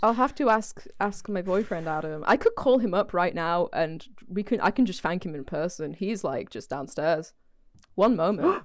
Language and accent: English; the north of England, United Kingdom; accent: Northern English; Does not work with a, with a Northern English accent.